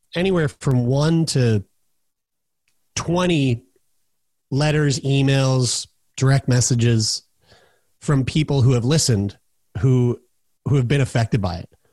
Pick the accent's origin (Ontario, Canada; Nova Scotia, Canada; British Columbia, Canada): Nova Scotia, Canada; Halifax; also born or lived in Newfoundland; moved to here, where I'm at right now, Halifax, Nova Scotia, which is my, my hometown